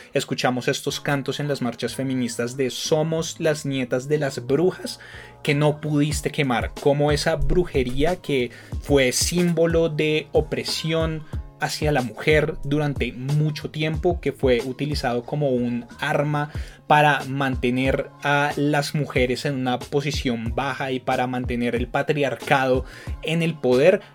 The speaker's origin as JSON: {"language": "Spanish", "region": "Bogotá", "country": "Colombia", "said": "Bogotá como Rolo"}